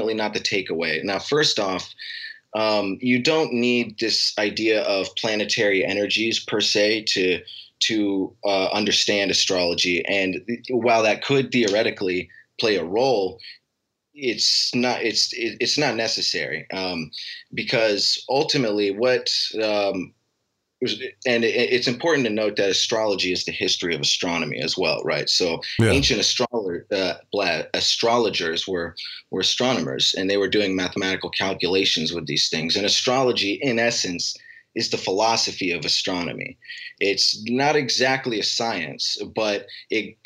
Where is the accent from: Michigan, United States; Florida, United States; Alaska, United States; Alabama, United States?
Alaska, United States; moved away; I grew up in Alaska